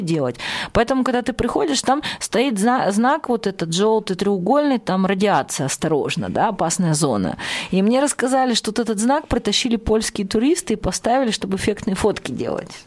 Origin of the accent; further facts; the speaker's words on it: Chelyabinsk, Chelyabinsk Oblast, Russia; я из Челябинска